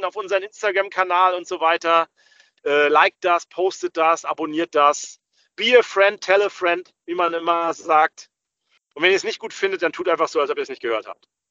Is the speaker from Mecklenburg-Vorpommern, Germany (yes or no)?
yes; Rostock, Mecklenburg-Vorpommern, Germany; Ich komme aber aus Rostock. Rostock ist meine Heimatstadt